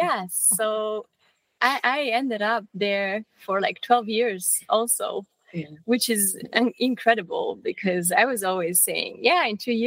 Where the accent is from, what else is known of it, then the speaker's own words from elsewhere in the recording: Romania; moved away as an adult; now in Vienna, Austria; I left Romania when I was 18